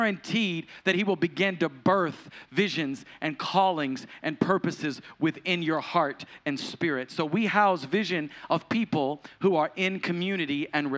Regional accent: the South, United States; I grew up in the Pentecostal church, and this is the South, so it's the Pentecostal church.

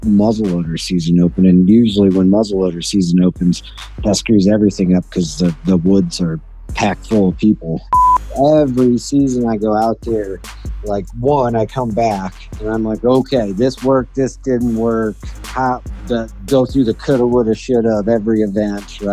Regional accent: East Coast, United States; moved away; I grew up on the East Coast.

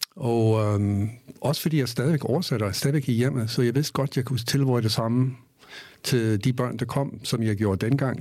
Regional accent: United States; Danish is a second language; moved away as an adult; also born or lived in Bornholm, Denmark; now in Denmark; jeg er fra USA

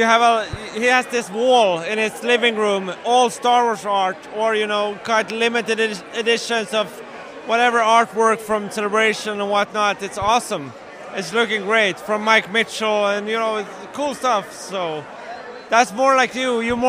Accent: Sweden; English is a second language; we are from Sweden

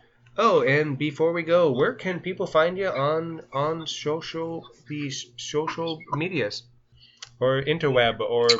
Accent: southern Ontario, Canada; I'm Canadian

